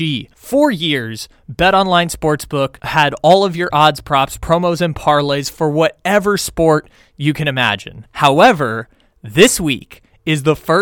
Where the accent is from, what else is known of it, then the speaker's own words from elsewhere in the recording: Sacramento, California, United States; my hometown, Sacramento